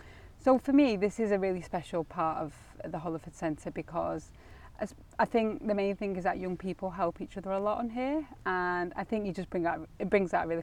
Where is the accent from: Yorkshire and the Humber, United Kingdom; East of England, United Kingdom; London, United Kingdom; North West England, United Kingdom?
North West England, United Kingdom; Ashton-under-Lyne; I was born in Ashton